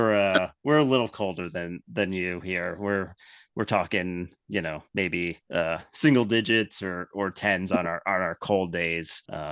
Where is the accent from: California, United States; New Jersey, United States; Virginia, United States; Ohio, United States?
New Jersey, United States; I know that here in New Jersey, we had, and that's where I'm from New Jersey.